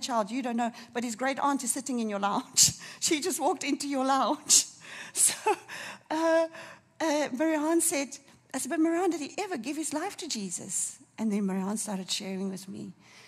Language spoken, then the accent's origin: English; Durban, KwaZulu-Natal, South Africa; I'm from Durban